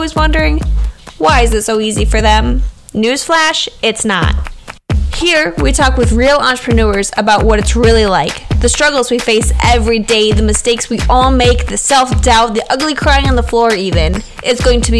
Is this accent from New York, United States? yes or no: no; Southwest Wisconsin, United States; I am from Southwest Wisconsin